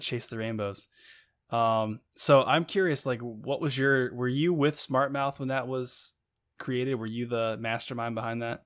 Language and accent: English; Buena Vista, Virginia, United States; I'm from Buena Vista